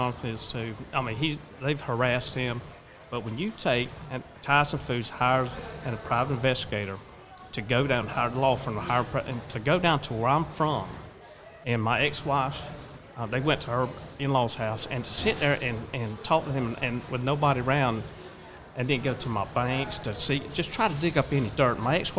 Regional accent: Kansas City, Missouri, United States; since I'm from Kansas City, private investigator, go down there and try to dig up dirt on me.

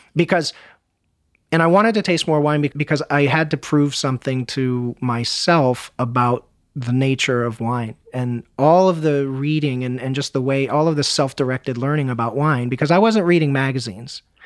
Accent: United States; as an American

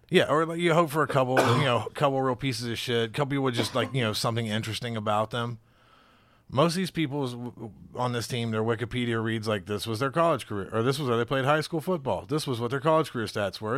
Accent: the South, United States; now in Cincinnati, United States; I'm from the South

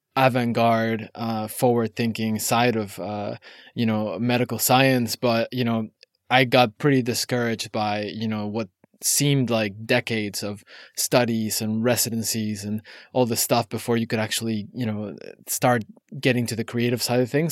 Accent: Mexico; now in New York, United States; I grew up in Mexico

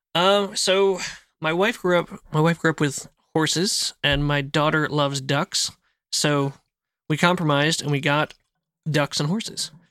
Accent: outside of Philadelphia, New Jersey, United States; moved away as an adult; now in Tennessee, United States; I grew up in Jersey

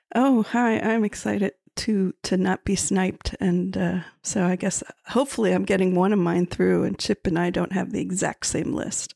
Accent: Miami, Florida, United States; we're from Miami, Florida

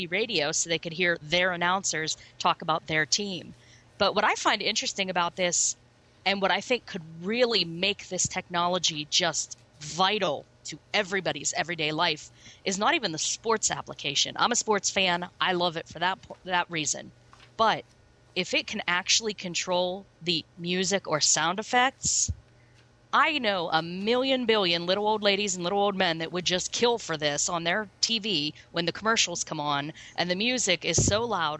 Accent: Pittsburgh, Pennsylvania, United States; I mean, I grew up in Pittsburgh. I'm a Pittsburgh girl.

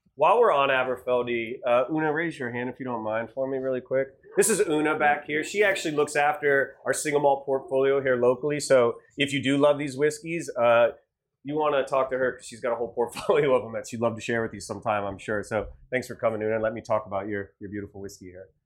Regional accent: Ohio, United States; moved away; I'm from Ohio

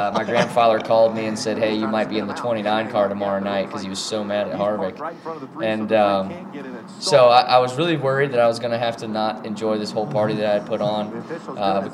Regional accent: North Carolina, United States; my hometown and 336 and area code there.

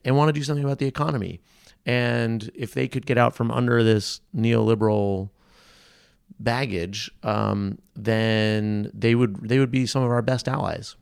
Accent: New England, United States; I'm from New England.

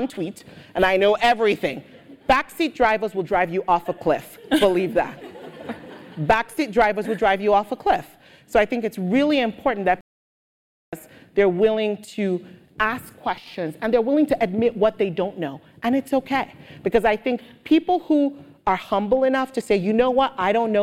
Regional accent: Nigeria; also born or lived in United Kingdom; now in United States; growing up in Nigeria, yes, everybody was Black

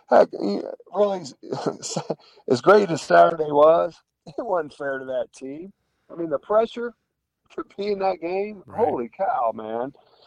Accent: Bloomington, Indiana, United States; now in Las Vegas, United States; growing up in Indiana

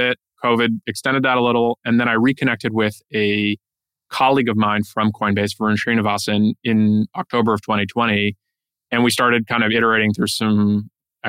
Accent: East Coast, United States; moved away as an adult; now in San Francisco, United States; I'm originally from the East Coast

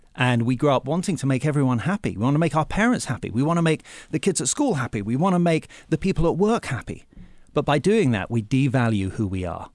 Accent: England, United Kingdom; moved away; when I was growing up in England

